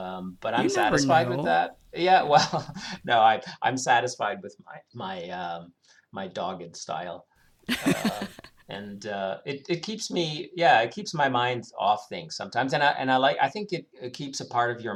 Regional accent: Canada; moved away as an adult; now in Germany; growing up in Canada

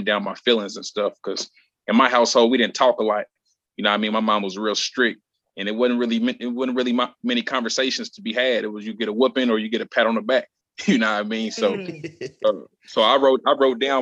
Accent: Indianapolis, Indiana, United States; Born and raised in Indianapolis, Indiana

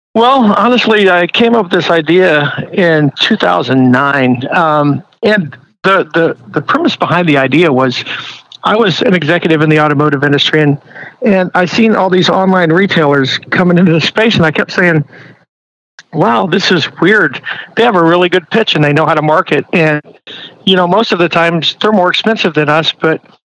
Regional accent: Midwest, United States; moved away; I'm originally from the Midwest

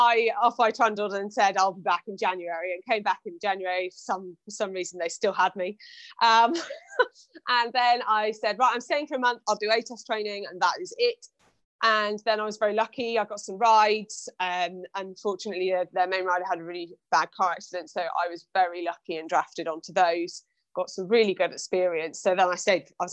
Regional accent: Shropshire, Worcestershire borders, West Midlands, United Kingdom; moved away as an adult; also born or lived in Hampshire; I'm originally from Shropshire, Worcestershire borders

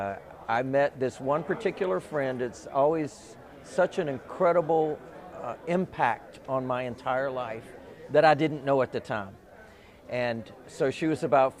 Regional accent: Charlotte, North Carolina, United States; moved away as an adult; now in Atlanta, United States; I was born and raised in Charlotte, North Carolina

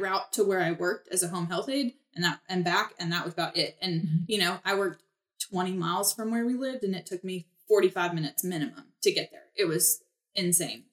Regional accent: Kansas, United States; moved away as an adult; also born or lived in Topeka, Kansas / Southern California; now in Cleveland, United States; I grew up in Kansas in a couple of little towns

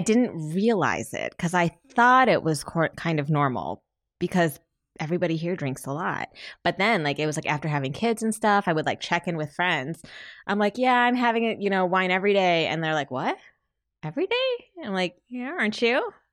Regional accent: Michigan, United States; I'm from Michigan

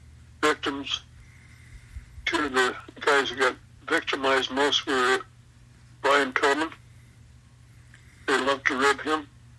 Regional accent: Western Canada, Canada; I'm from Western Canada, man. We have no water around here. It's all of this prairie and stuff.

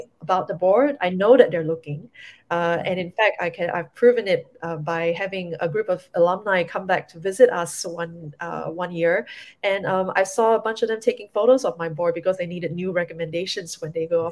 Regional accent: Singapore; as a Singaporean

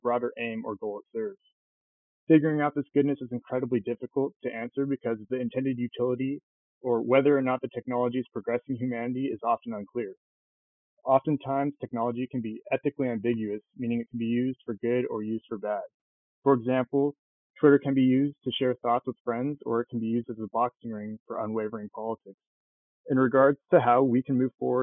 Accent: Mission Viejo, California, United States; from Mission Viejo, California

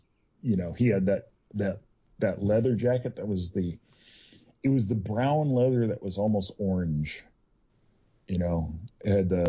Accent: Southern California, United States; I grew up in Southern California in the early 80s

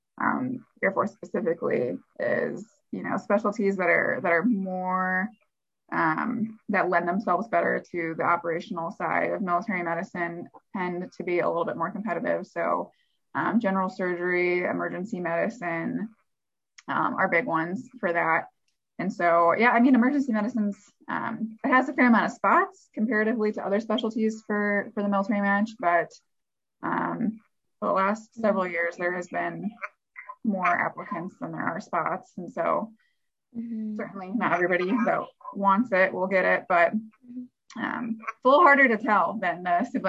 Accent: Midwest, United States; I'm from the Midwest, I did want to stay in the Midwest.

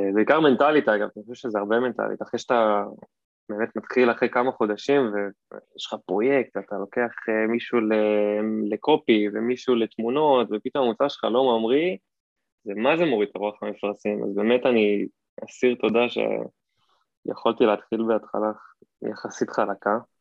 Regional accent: Hod HaSharon, Central District, Israel; also born or lived in California, United States; now in Tel Aviv, Israel; בארץ גדלתי בהוד השרון, שם אני בורן אנד רייז

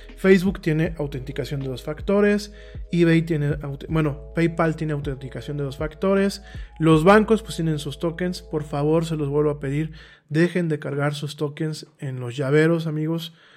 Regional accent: Mexico; A mí como mexicano

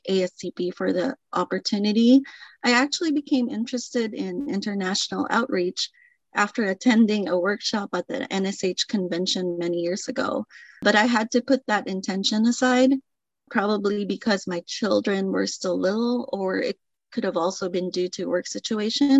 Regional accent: Philippines; moved away as an adult; now in California, United States; I am originally from the Philippines. I migrated to the U.S., California specifically, around 28 years ago.

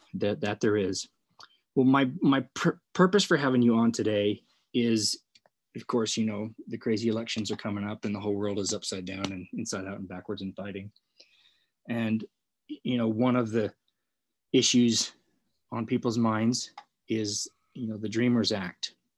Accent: Northern California, United States; I grew up in Northern California

